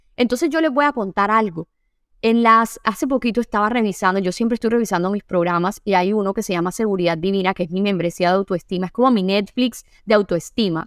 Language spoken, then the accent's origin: Spanish; Sincelejo, Sucre, Colombia; accent: costeña; yo soy de Cincelejo